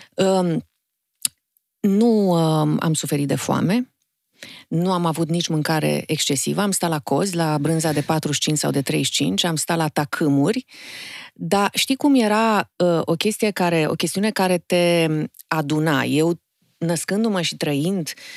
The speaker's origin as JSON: {"language": "Romanian", "region": "Bucharest", "country": "Romania", "tie": "born or raised there", "said": "Sunt bucureșteancă jet pe jet, din mamă bucureșteancă, tată moldovean"}